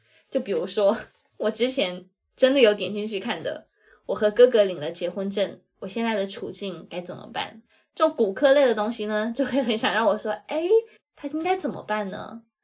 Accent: China; 我作为一个 大陆人

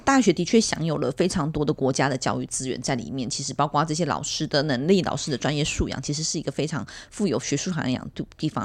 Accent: Miaoli County, Taiwan; 我们苗栗有一所这么知名的学校

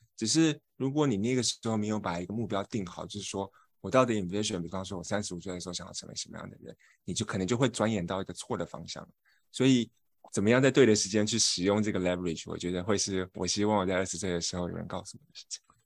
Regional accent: Taiwan; moved away as an adult; also born or lived in United Kingdom; now in United States; 我是一个台湾人，我不是这个文化圈的

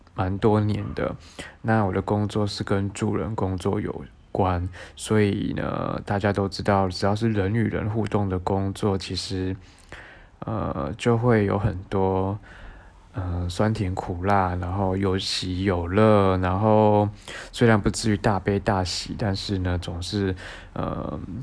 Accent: southern Taiwan, Taiwan; moved away as an adult; 我来自南部哈，然后是个乡下孩子这样

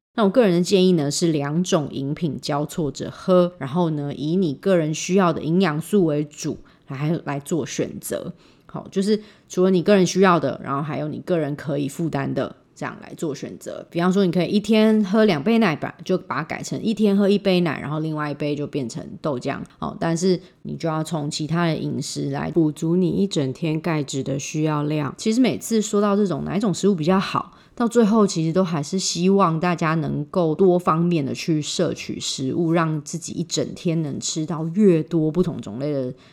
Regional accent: Taiwan; 我们台湾人

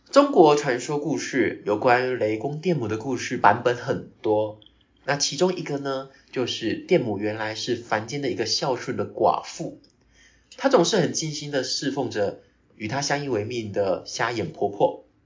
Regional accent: Tainan, Taiwan; first language Taiwanese Hokkien; also born or lived in Kaohsiung / Australia; 因为我的老家在台南，嗯。台南归园那边，那归园我们每次回高雄就会经过官庙

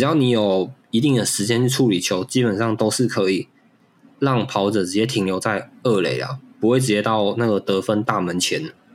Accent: Taiwan; 提供给我们台湾人看

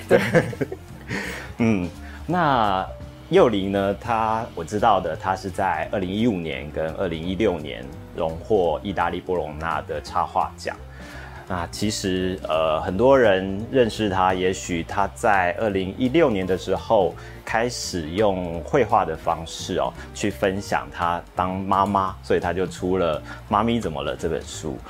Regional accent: Taiwan; 我们台湾人

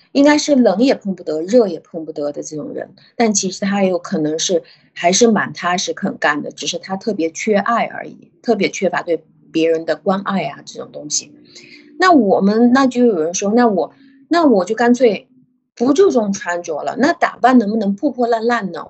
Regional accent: China; 因为我们的这个国家和其他的地方比起来，我们就是属于从小就生活在一个非黑即白的社会环境里面

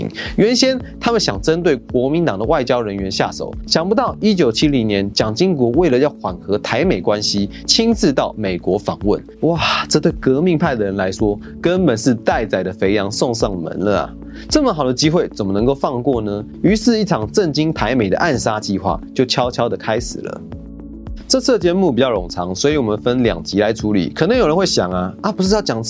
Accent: Taiwan; 我们台湾人常讲，凡事都有因果，这句话可以理解成每件事情都有因有果。

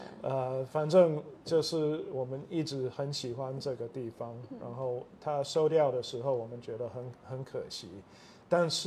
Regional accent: Taichung, Taiwan; 啊，我是台湾生长的美国人，啊，所以我父母都是美国人，但是他们以前是在台中的东海大学教书，所以我就是在那边出生的。小的时候也是住啊东海的校园

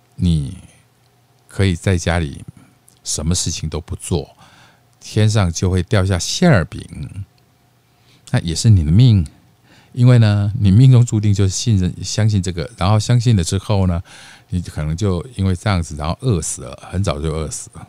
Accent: Taiwan; accent: Taiwanese Mandarin with mainland Putonghua influence; moved away; also born or lived in Mainland China; 我其实是地道的本省人， 啊， 不， 本省台湾人哦

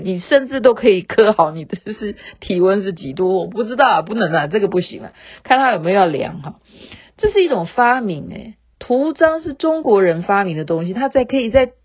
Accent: Taiwan; 我们台湾人

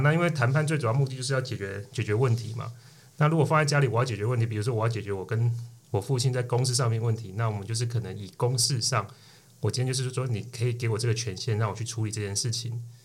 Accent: Tainan, Taiwan; 我是来自于台南，那我目前在台南经营一间餐酒馆。那我们主要就是以台湾的特色文化作为我们餐酒馆的主轴

